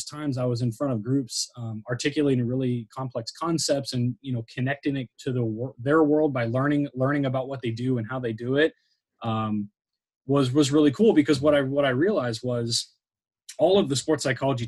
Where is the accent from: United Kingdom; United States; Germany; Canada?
United States; San Diego, California; I'm from San Diego. So like, we don't play field hockey. We don't play lacrosse. Like again, lacrosse, right. I don't even think my high school didn't even have lacrosse.